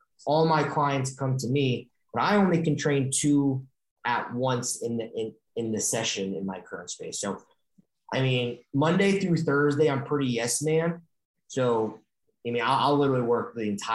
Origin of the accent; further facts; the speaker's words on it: Stamford, Connecticut, United States; moved away; also born or lived in Indiana; I'm not from Los Angeles. I'm actually from Connecticut. So I know Westchester very well. I'm from Stamford, Connecticut.